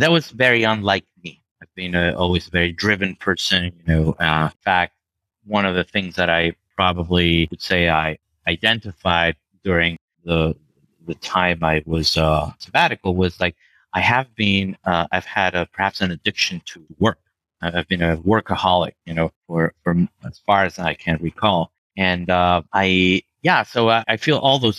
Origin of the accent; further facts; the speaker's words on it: Venezuela; moved away; back in Venezuela, my home country where I was born.